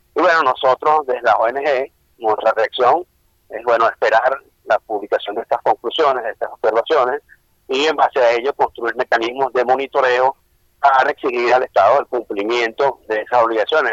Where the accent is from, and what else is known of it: Venezuela